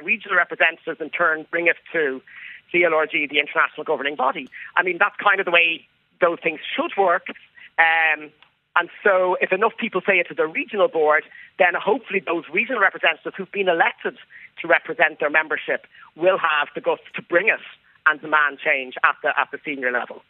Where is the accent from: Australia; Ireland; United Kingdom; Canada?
Ireland; I grew up in Ireland.